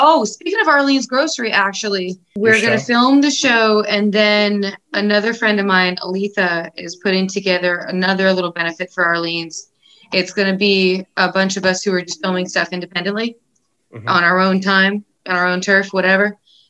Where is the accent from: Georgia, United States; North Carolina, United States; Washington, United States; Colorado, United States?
North Carolina, United States; now in New York City, United States; My hometown in North Carolina has only ever heard me do just like acoustic stuff.